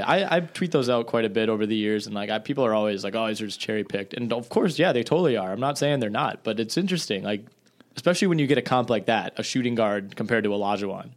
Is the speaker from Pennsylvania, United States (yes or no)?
no; Green Bay, Wisconsin, United States; I'm going home to the Green Bay area